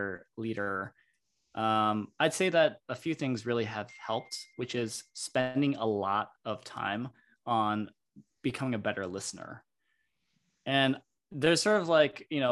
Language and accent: English; Michigan, United States; moved away as an adult; also born or lived in Stanford, California; Growing up in Michigan